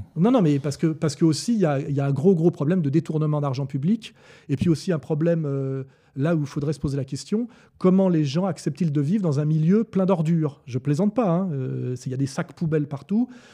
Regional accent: France; also born or lived in Annemasse; Je suis arrivé en tant que Français

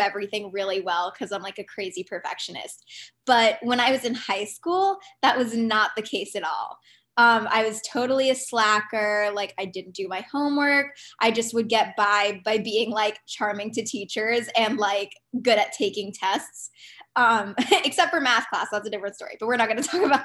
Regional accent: New Jersey, United States; now in Boston, United States; I'm from New Jersey

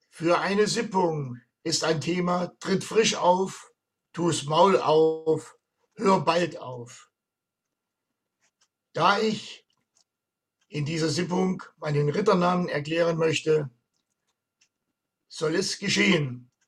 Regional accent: Erfurt, Thuringia, Germany; ist mein Stolz als Erfurter Puffbohne sicher nun für alle klar

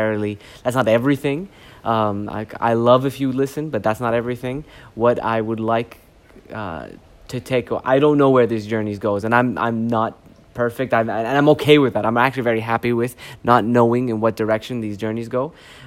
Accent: Canada; also born or lived in Saudi Arabia; I was born in Canada. I grew up between Canada and Saudi Arabia. I had my feet in both cultures. In Canada, I was the Saudi, and in Saudi, I was the Canadian.

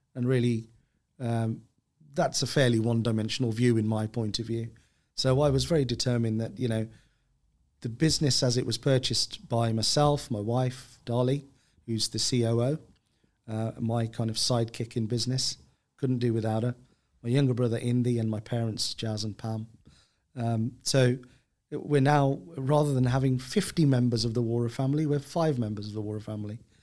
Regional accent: Birmingham, West Midlands, United Kingdom; when I was a kid growing up in Birmingham

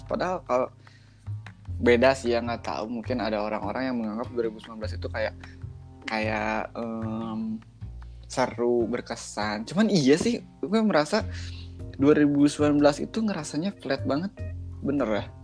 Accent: Bandung, West Java, Indonesia; aing mana aing mana kita Sunda kita Indo Sunda Indo Sunda gitu loh apa

